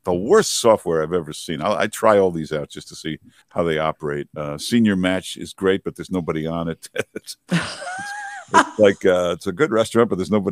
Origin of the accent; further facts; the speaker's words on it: Grosse Pointe Farms, Michigan, United States; now in New York City, United States; I'm from Michigan, near Detroit, Grosse Pointe Farms